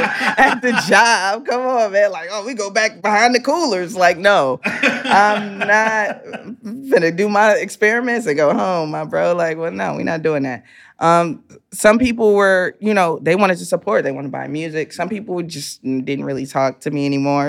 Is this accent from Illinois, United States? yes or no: yes; Chicago, Illinois, United States; I'm a kid from the hood